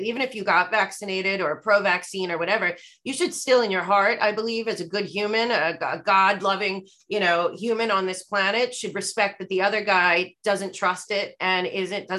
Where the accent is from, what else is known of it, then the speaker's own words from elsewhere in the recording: United States; we're all American